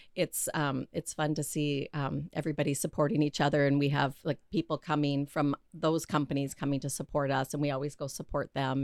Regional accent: Grand Forks, North Dakota, United States; moved away as an adult; also born or lived in Minneapolis; I'm from North Dakota

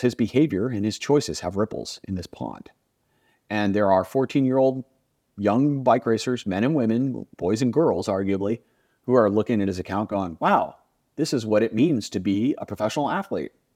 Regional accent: United States; I grew up in the United States

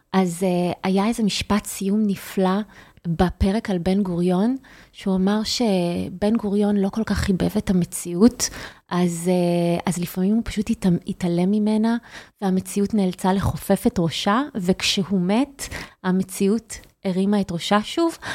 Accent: Haifa, Haifa District, Israel; אני חיפאית

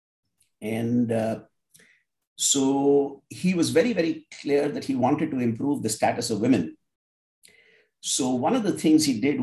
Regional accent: India; I grew up in India

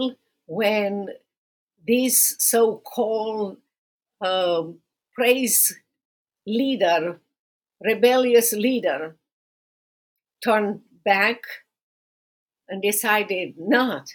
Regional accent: Romania; now in United States; going back to Romania

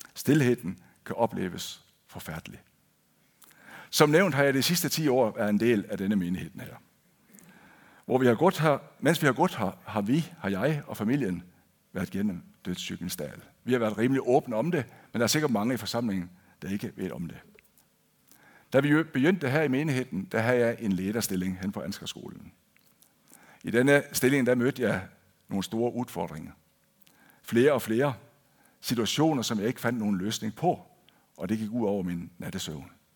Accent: Denmark; first language Danish; moved away as an adult; now in Kristiansand, Norway; jeg er født og opvokset i Danmark.

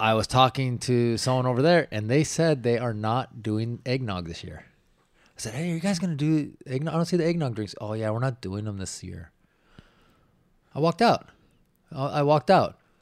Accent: Washington, United States; moved away; where I grew up in Washington

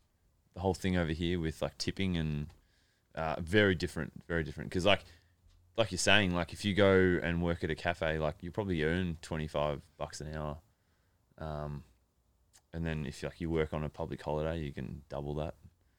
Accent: Melbourne, Victoria, Australia; Well, I'm from Melbourne, and it's a really nice place.

